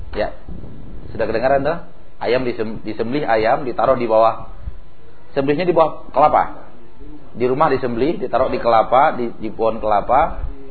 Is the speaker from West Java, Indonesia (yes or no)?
no; West Sumatra, Indonesia; moved away; Di kampung saya ada yang seperti itu, menyembelih kerbau dan sapi seperti itu di telinga waduk, di hidung waduk, ya nama tempat kami itu e, Tarusan namanya